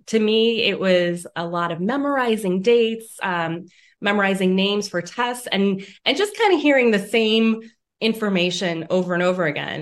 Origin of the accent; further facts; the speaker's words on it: Lake County, Northeast Ohio, United States; also born or lived in Toledo, Ohio / Erie, Pennsylvania; I grew up in Northeast Ohio in Lake County